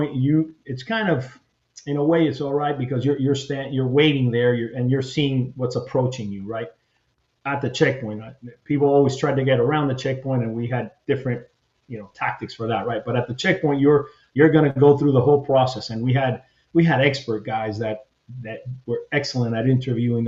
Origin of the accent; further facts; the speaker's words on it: Hialeah, Florida, United States; first language Spanish; English is a second language; moved away as an adult; I grew up in Miami, Hialeah, you know, it was mainly all Cuban Spanish